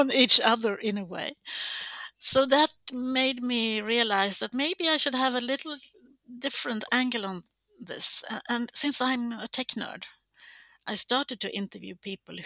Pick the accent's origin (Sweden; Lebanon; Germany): Sweden; Gothenburg, Västra Götaland; born or raised there